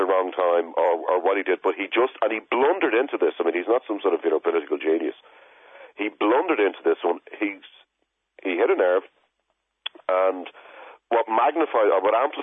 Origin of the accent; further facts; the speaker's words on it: Dublin, Leinster, Ireland; I'm working class, I'm from Crumlin